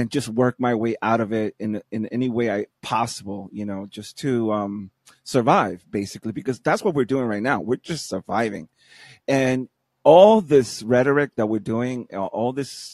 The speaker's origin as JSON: {"language": "English", "town": "New York City", "region": "New York", "country": "United States", "moved": "as an adult", "lives_now": "Florida, United States", "said": "I'm from New York also, from Brooklyn"}